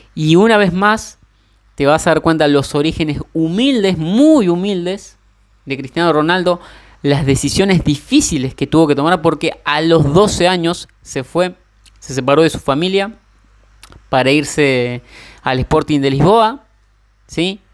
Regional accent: Argentina; soy argentino

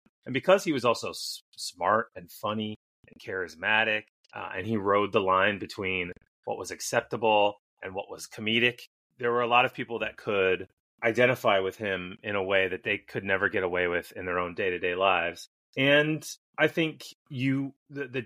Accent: Midwest, United States; I grew up in the Midwest

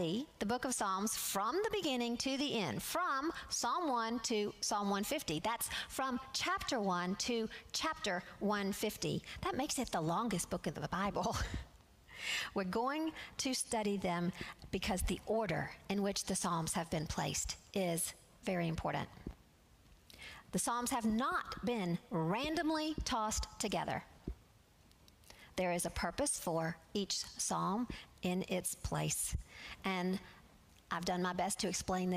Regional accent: Alabama, United States; I'm from Alabama, and I like to say y'all

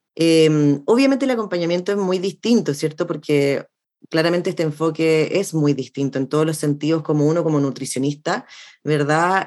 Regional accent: Chile; soy chilena

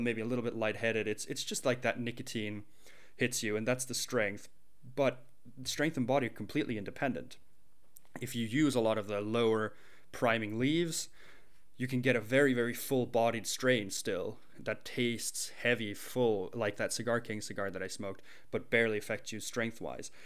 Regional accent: China; moved away; also born or lived in Sweden; when I was growing up in China

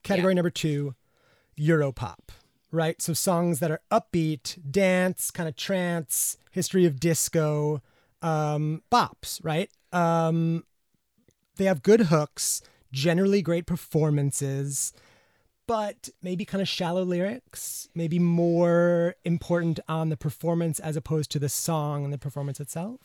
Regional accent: United States; as an American

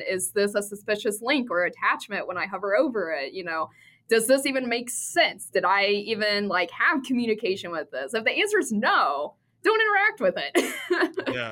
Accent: Midwest, United States; I grew up in the Midwest

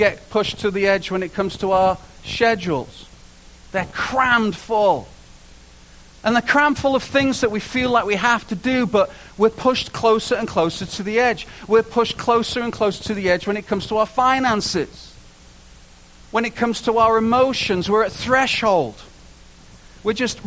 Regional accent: United Kingdom; moved away; being a Brit

